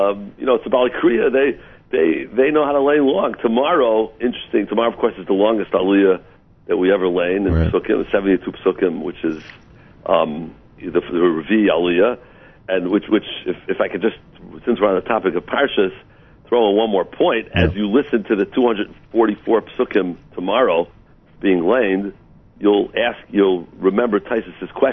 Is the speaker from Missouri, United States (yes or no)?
yes; St. Louis, Missouri, United States; moved away; I'm originally from St. Louis